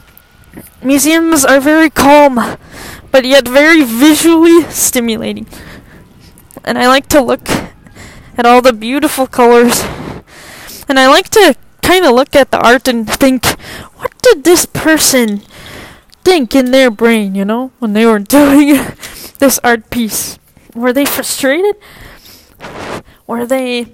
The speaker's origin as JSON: {"language": "English", "region": "Minnesota", "country": "United States", "said": "as a Minnesotan"}